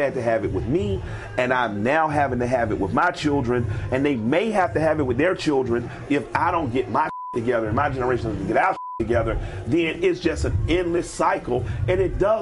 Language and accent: English; United States; As an American, born on American soil